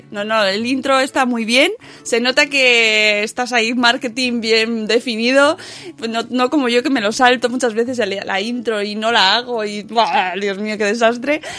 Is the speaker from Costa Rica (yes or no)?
no; Seville, Andalusia, Spain; ¿Cómo soy los sevillanos, eh? De verdad.